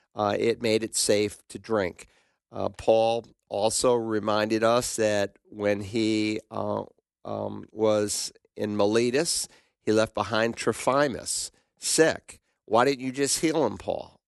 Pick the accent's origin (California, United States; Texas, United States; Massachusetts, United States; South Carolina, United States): Massachusetts, United States; Worcester; my hometown of Worcester, Massachusetts